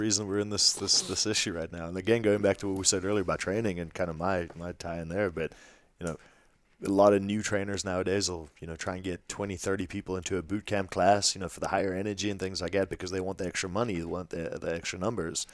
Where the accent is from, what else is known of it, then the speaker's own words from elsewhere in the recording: South Africa; moved away; growing up in South Africa